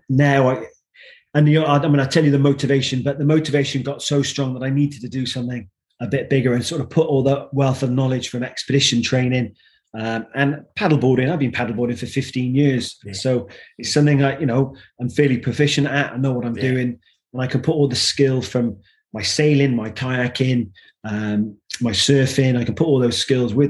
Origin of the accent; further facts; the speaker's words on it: South Wales, United Kingdom; moved away as an adult; now in Devon, United Kingdom; I've lived most of my life now in Devon, but I grew up until my early university years in South Wales